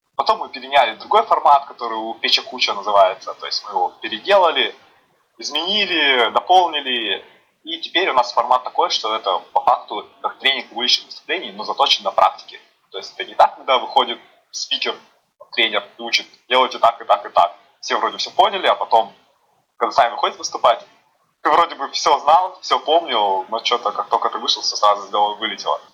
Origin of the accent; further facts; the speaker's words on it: Yuzhno-Sakhalinsk, Sakhalin Oblast, Russia; moved away as an adult; now in Moscow, Russia; Я сам с города Южно-Сахалинска, Сахалинской области